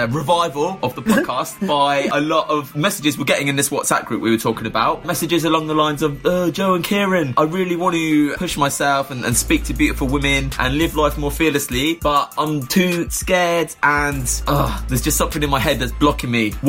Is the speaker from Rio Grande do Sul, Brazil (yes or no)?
no; Niterói, Rio de Janeiro, Brazil; I'm from Niterói, Brazil.